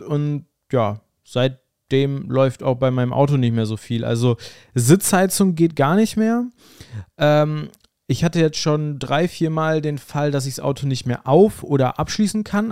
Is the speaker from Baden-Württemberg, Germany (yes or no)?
no; North Rhine-Westphalia, Germany; hier bei uns in NRW